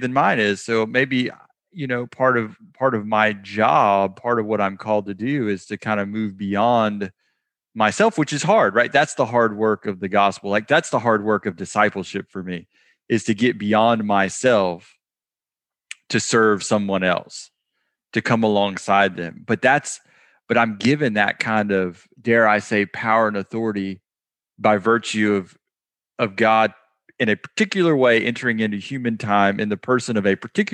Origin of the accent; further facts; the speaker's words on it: United States; I'm an American